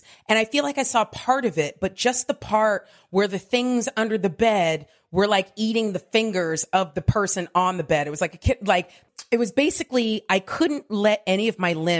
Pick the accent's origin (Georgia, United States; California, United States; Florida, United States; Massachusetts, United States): California, United States; Diamond Bar; I grew up in a city called Diamond Bar, California, which is right next to Pomona.